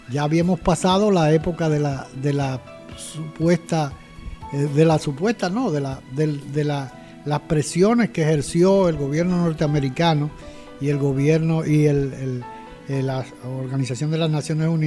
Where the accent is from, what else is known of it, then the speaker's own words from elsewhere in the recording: Montecoca, San Pedro de Macorís, Dominican Republic; born there; Yo nací en Montecoca.